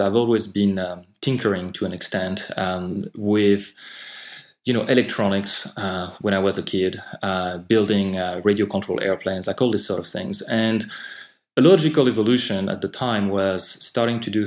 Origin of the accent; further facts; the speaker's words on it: France; accent: French; English is a second language; moved away; I'm actually French. I'm not sure how relevant that is, but I might explain some of my accent